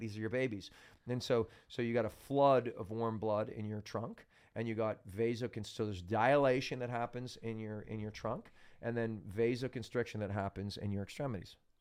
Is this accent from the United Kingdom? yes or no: no; Canada; I'm from Canada